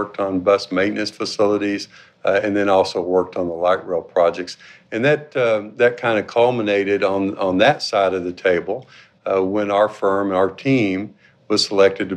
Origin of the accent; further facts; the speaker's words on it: Fort Worth, Texas, United States; also born or lived in Connecticut / Lubbock, Texas; I grew up in Fort Worth, went to school at Texas Tech University in Lubbock.